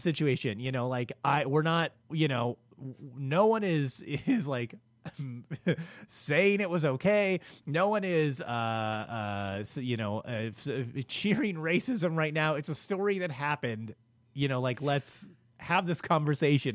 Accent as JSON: {"language": "English", "town": "Los Angeles", "region": "California", "country": "United States", "tie": "born or raised there", "said": "I grew up in South Central L A."}